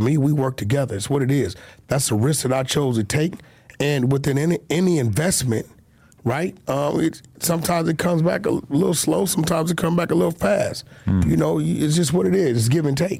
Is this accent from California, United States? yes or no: yes; Los Angeles, California, United States; I'm from Pacoima, bro. My mentality is not to hate a Mexican. I grew up fighting roosters and eating fucking mole